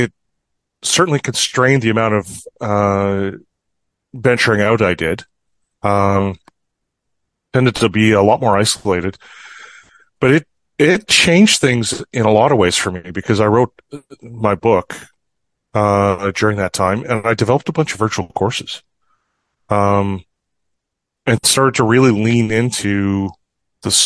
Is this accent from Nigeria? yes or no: no; Fort St. John, British Columbia, Canada; I grew up in Fort St. John